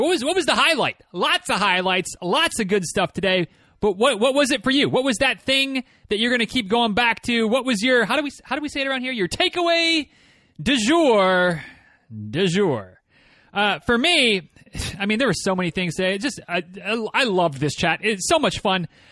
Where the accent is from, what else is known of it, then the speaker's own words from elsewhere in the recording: Northern Michigan, United States; moved away; I am very much from Northern Michigan